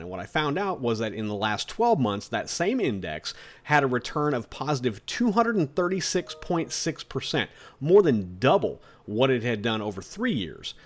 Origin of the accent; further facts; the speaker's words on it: United States; We're American investors